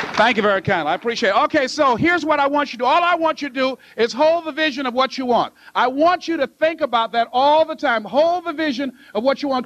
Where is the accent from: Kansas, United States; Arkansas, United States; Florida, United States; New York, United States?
Florida, United States; Miami; I was born in Liberty City